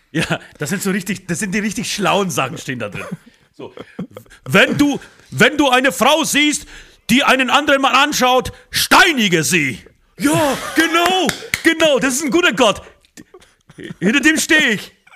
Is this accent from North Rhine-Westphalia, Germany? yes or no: no; Speichersdorf, Bavaria, Germany; das ist ein kleines Dorf außerhalb von Speichersdorf, da wo ich herkomme